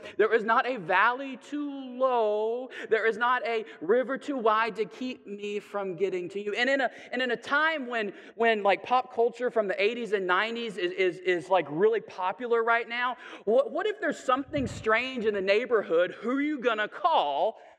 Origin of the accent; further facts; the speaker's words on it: the South, United States; Sometimes, I'm a Southerner, so I can say this, I think.